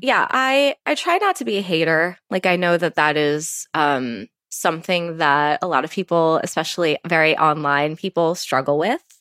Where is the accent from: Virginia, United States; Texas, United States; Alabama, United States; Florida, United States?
Virginia, United States; Virginia Beach; Growing up in Virginia Beach